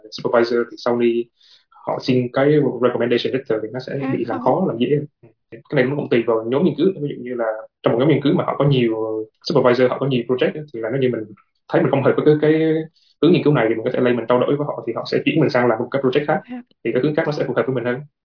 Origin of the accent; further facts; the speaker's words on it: Vietnam; moved away as an adult; now in South Korea; hiện tại thì mình là người Việt Nam duy nhất